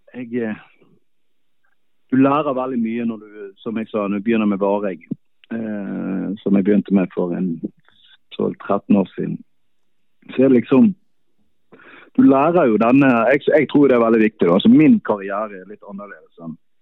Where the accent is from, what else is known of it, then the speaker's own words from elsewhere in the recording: Bergen, Vestland, Norway; moved away as an adult; also born or lived in Drammen, Norway; now in Munich, Germany; så er jeg jo bergenser, jeg var der i nesten fire år, og da ville jeg hjem igjen